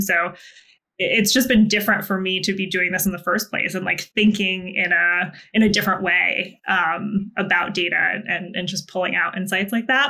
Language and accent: English; Vermont, United States; I'm from a very small town in Vermont